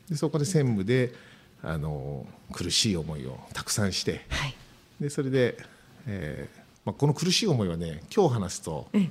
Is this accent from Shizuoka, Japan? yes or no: yes; Mishima, Shizuoka, Japan; 私三島出身ですけど